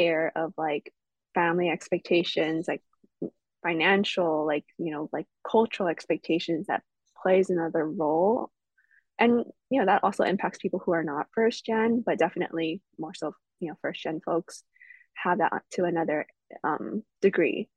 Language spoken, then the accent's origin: English; Los Angeles, California, United States; I was born and raised in California